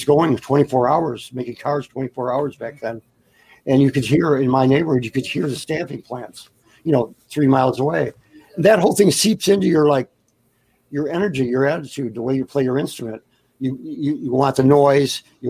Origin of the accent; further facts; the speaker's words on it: Detroit, Michigan, United States; also born or lived in Buffalo, New York / Florida; I grew up in Motown when I was 11 years old. I moved into Detroit. I was born in Buffalo, New York. I moved to Detroit when I was about 9 or 10.